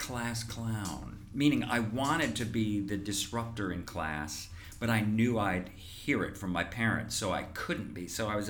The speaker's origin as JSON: {"language": "English", "region": "Indiana", "country": "United States", "tie": "born or raised there", "moved": "yes", "said": "I grew up in Indiana."}